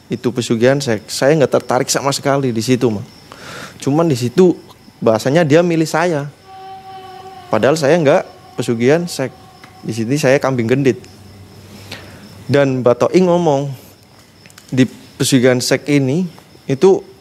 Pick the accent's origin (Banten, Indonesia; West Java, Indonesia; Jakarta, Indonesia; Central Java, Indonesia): Central Java, Indonesia; Tegal; saya orang tegal saya bilang gitu